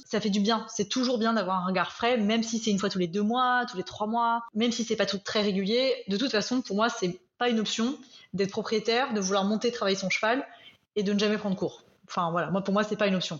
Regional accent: France; moved away as an adult; now in Belgium; je suis française, mais expatriée en Belgique depuis une dizaine d'années

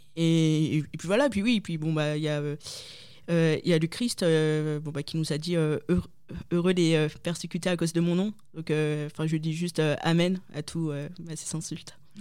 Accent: Lille, Hauts-de-France, France; moved away as an adult; je suis née en France, donc euh, à Lille. Euh, j'ai vécu 25 ans, donc ça fait deux ans que j'ai quitté mon petit Nord

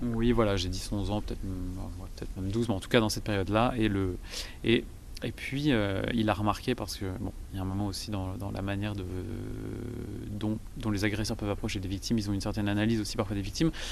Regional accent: Vendée, Pays de la Loire, France; je suis originaire de Vendée

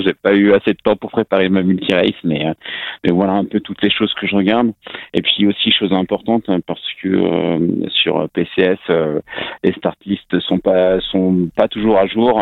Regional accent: Rennes, Brittany, France; je suis breton, je suis rennais

